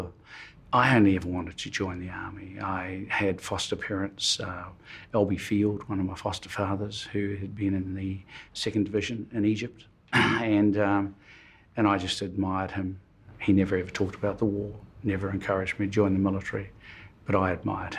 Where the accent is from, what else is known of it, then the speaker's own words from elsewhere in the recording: Pahiatua, Wellington, New Zealand; I grew up mainly in the Wairarapa.